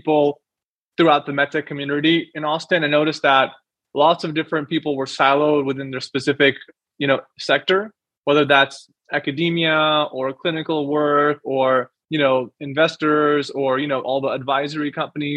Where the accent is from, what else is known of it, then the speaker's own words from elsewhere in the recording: Pakistan; moved away; I'm from Pakistan